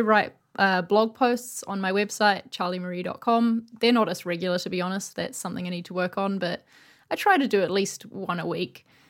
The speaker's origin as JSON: {"language": "English", "country": "New Zealand", "moved": "yes", "lives_now": "London, United Kingdom", "said": "I'm from New Zealand, but I live in London"}